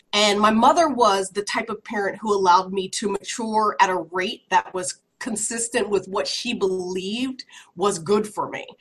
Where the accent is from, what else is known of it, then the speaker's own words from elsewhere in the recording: Woodbury, United States; growing up in Woodbury